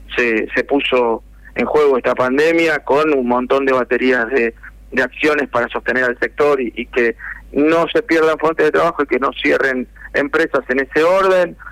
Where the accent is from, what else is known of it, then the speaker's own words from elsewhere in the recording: Buenos Aires, Argentina; moved away; also born or lived in interior of Argentina; Yo soy oriundo de Capital Federal